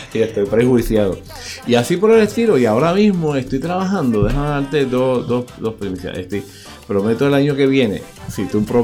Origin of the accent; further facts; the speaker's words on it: Utuado, Puerto Rico; pues busco la colaboración de gente de utuadeños que me ayuden a, también dar un mensaje. Ahí, por ejemplo, yo vengo de Utuado